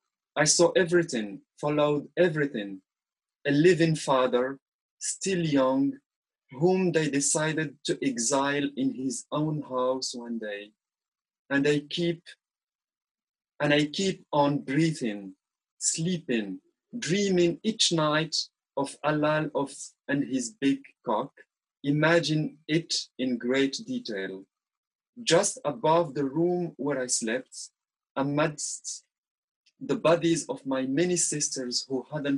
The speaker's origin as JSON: {"language": "English", "country": "Morocco", "tie": "born or raised there", "first_language": "Arabic", "second_language": "English", "said": "I was born and raised in Arabic family in Morocco"}